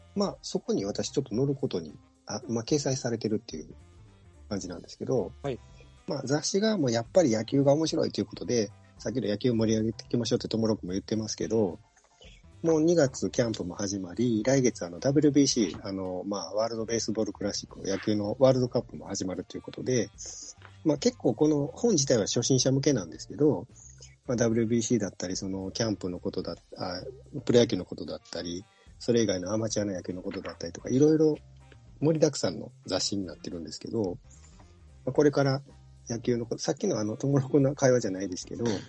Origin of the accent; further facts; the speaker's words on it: Kansai, Japan; 関西生まれの、もう、阪神がお膝元のところでずっと生まれてるんで